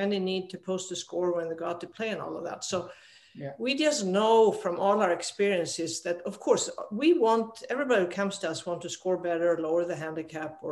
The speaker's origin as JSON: {"language": "English", "country": "Sweden", "tie": "born or raised there", "also_born_or_lived": "Arizona, United States", "moved": "as an adult", "said": "so I'm a dual citizen now, American and Swedish, but I grew up in Sweden."}